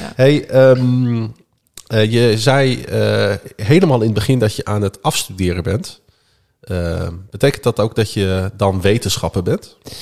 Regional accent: Groningen, Netherlands; mijn ouders die zijn geboren en getogen stadjes. En ik ben dat ook.

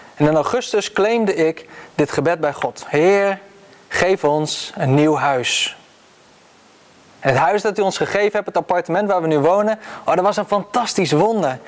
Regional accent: Netherlands; als Nederlanders

